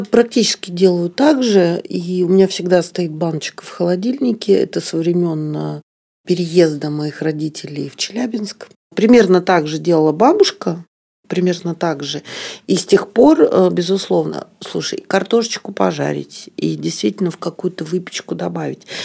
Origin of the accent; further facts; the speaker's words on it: Odesa, Odesa Oblast, Ukraine; я родилась в Одессе